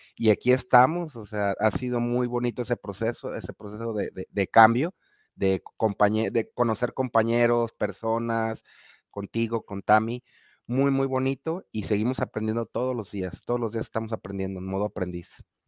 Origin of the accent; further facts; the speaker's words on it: Guadalajara, Jalisco, Mexico; de México, de la ciudad de Guadalajara, Jalisco, para el occidente de la República Mexicana